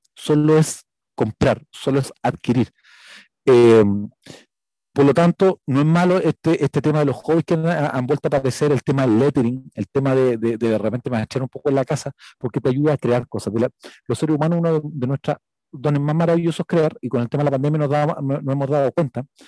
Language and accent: Spanish; Chile; soy chileno